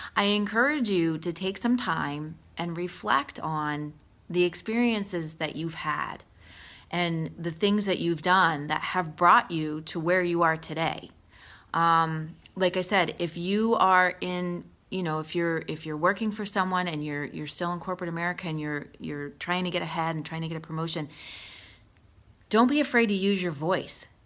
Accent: Allentown, Pennsylvania, United States; I grew up in Allentown

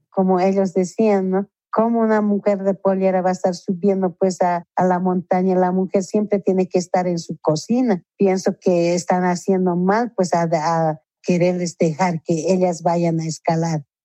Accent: La Paz, Bolivia; somos la mujer boliviana, La chola paseña

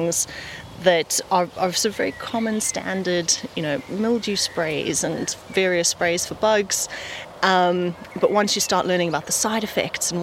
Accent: South Africa; accent: South African; now in Folkestone, United Kingdom; We're originally South African. You can hear from the twine

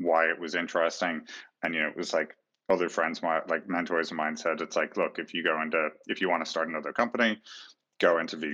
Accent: Ireland; I was growing up in Ireland

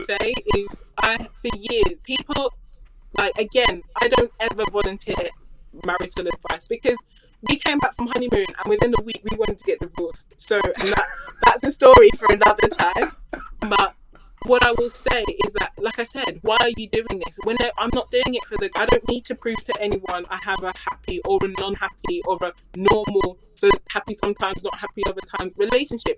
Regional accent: United Kingdom; I grew up here in the UK

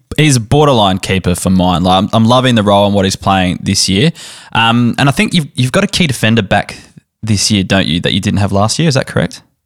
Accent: South Australia, Australia; I'm South Australian

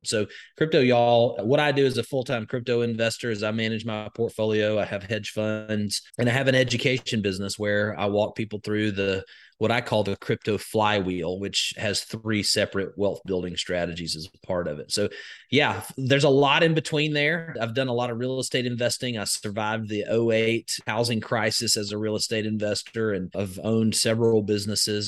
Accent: Alabama, United States; I'm from Alabama, born and raised, grew up in a very rural setting

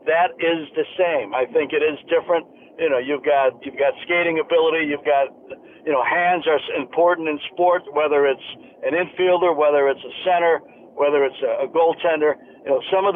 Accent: Chicago, Illinois, United States; moved away as an adult; also born or lived in San Francisco; Growing up in Chicago

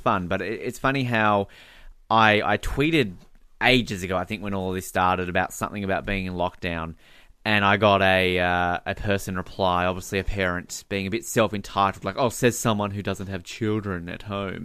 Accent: Australia; also born or lived in Victoria; I used to read the Tomorrow When the War Began books uh, as a teenager, as most Australian kids did

